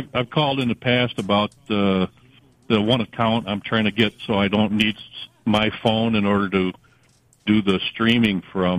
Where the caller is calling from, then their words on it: Canandaigua, New York, United States; Well, I'm actually calling from Google Workspace Hell, but I live in Canandaigua.